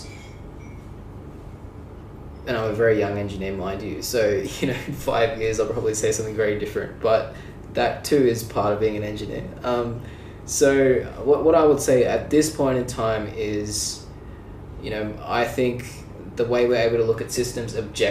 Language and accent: English; Sydney, New South Wales, Australia; I'm from Sydney, Australia.